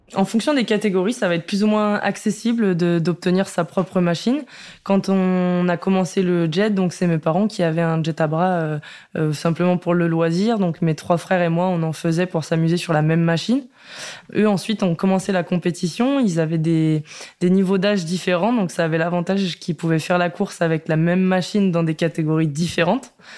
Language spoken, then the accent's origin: French; Rillieux-la-Pape, Auvergne-Rhône-Alpes, France; je suis née à Rieux-la-Pape dans la région euh, lyonnaise